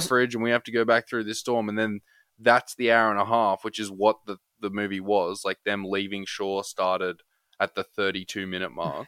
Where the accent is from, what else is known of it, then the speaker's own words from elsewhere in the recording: Australia; As an Australian